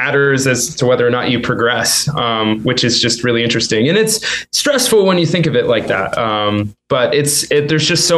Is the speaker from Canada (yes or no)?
no; Chester, Pennsylvania, United States; 20 minutes outside of Philly in Chester